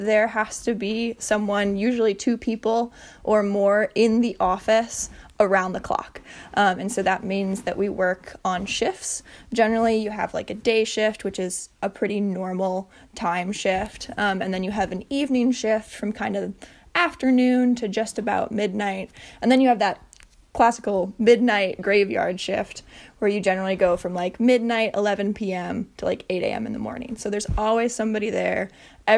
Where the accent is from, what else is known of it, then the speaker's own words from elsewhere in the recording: Bayfield, Wisconsin, United States; now in Duluth, United States; I grew up born and raised from Bayfield, Wisconsin. So about as north as you can get in the state of Wisconsin, right next to Lake Superior.